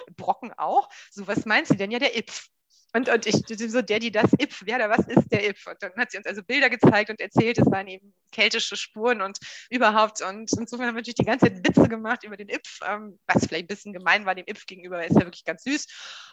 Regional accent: Hamburg, Germany; ich komme aus Hamburg.

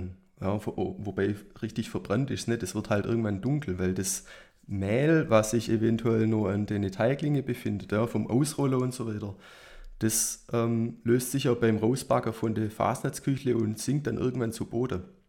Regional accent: Nagold, Baden-Württemberg, Germany; meine Heimatstadt Nagold

